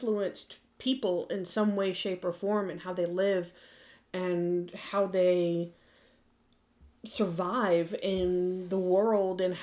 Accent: United States; we're Americans

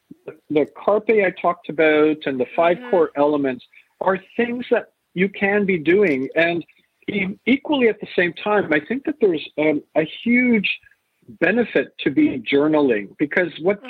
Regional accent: Canada; also born or lived in England; born in England, raised in Canada

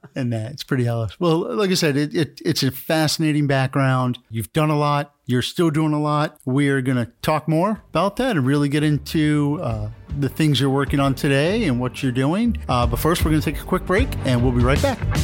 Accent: New York, United States; we're from New York, big New York Yankees fans

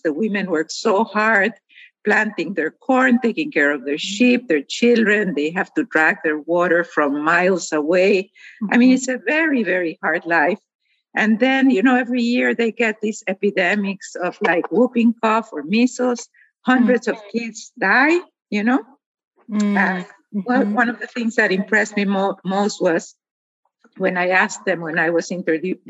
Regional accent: Guatemala; I grew up in Guatemala, a country where half of the population is indigenous.

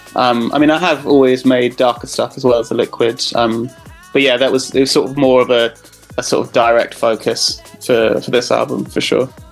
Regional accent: Cambridge, East of England, United Kingdom; I grew up in Cambridge

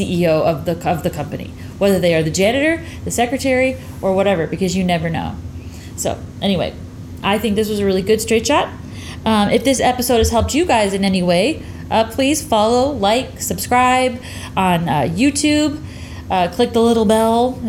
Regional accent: the North, United States; I was raised in the North, but I was raised with a Southern woman as a mother

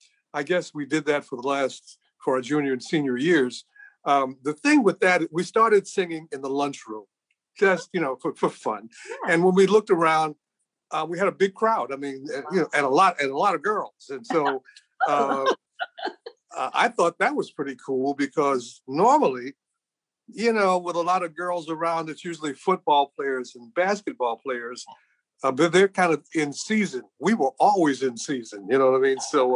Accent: Chicago, Illinois, United States; also born or lived in Brooklyn, New York; I was born in Brooklyn. My mother was a single parent at the time, and she worked in Washington, D.C., and then she came to work in Chicago, and she loved this city.

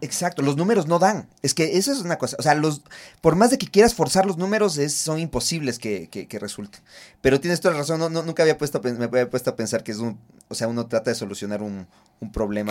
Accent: Ecuador; nosotros como ecuatorianos

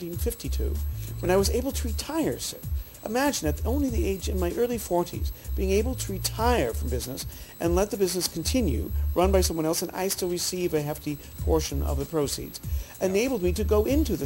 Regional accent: Boston, Massachusetts, United States; forgive my bringing a criticism to my hometown of Boston

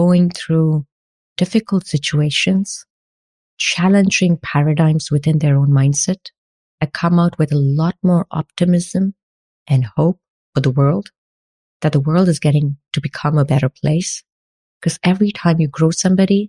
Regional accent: India; moved away as an adult; now in France; As an Indian who was working like 14 hours in an IT company in India

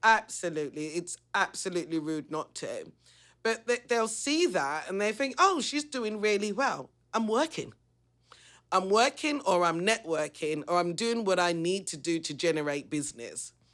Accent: London, United Kingdom; I come from the East End. I'm not gonna deny my roots.

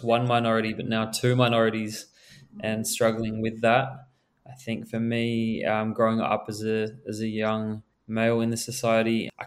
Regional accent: Perth, Western Australia, Australia; first language Mauritian Creole; I was born in Perth, so I identified as Australian.

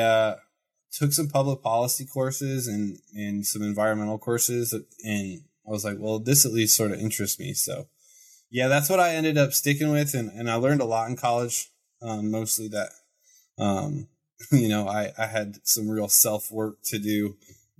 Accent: Terre Haute, Indiana, United States; moved away as an adult; also born or lived in Bloomington, Indiana / Colorado; now in Idaho, United States; I grew up in the armpit of Indiana, Terre Haute.

